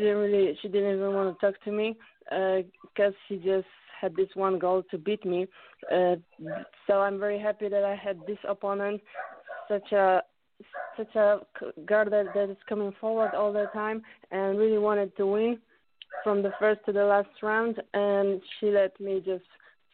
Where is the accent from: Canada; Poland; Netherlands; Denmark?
Poland; English is a second language; also born or lived in California, United States / United Kingdom